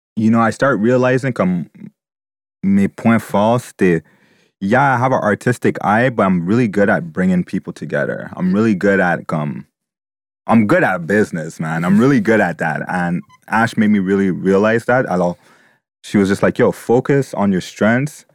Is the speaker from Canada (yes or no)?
yes; Montreal, Quebec, Canada; I was born here in Montreal